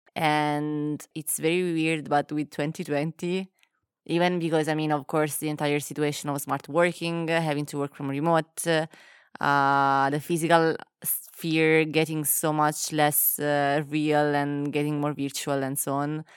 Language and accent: English; Naples, Campania, Italy; moved away; also born or lived in England / Milan; when I was growing up, and then I moved from Naples, and I went to other places like England or Milan